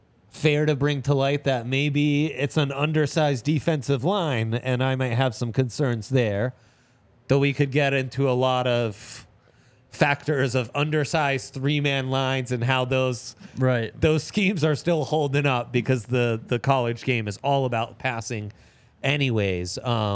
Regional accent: Italy; So I grew up in Italy.

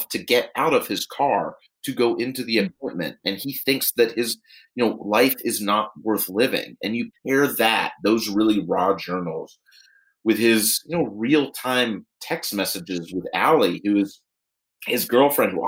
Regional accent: Pittsburgh, Pennsylvania, United States; moved away; I was back visiting family in my hometown of Pittsburgh, Pennsylvania

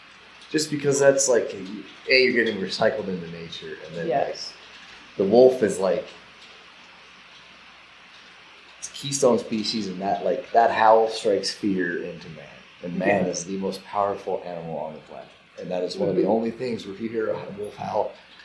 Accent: Colorado, United States; I grew up in South Shore in Stagecoach Reservoir there.

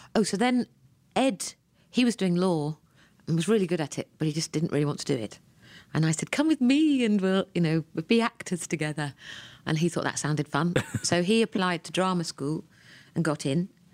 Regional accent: Ranworth, East of England, United Kingdom; I was born in Ranworth in Norfolk, England

